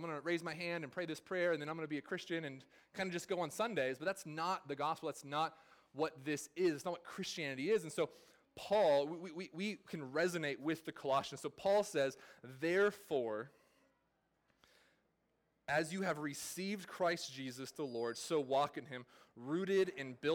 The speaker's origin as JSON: {"language": "English", "region": "California", "country": "United States", "moved": "yes", "said": "I'm from California"}